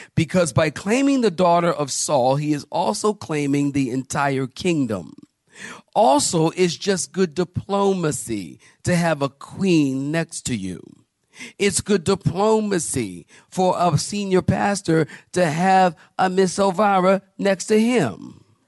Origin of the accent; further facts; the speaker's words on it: Philadelphia, Pennsylvania, United States; I'm from Philly. And in Philly, we say John